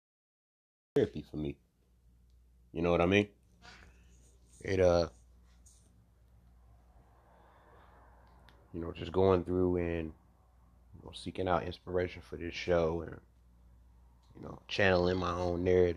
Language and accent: English; Cleveland, Ohio, United States; now in South Carolina, United States; I'm from Cleveland, Ohio.